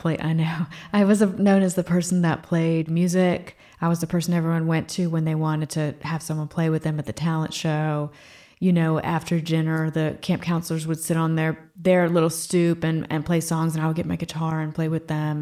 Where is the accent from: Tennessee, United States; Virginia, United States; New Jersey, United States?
Virginia, United States; Fredericksburg; moved away as an adult; also born or lived in Boston; my parents moved back to Virginia. where they made their home and where I grew up in the same room in the same house till I went to college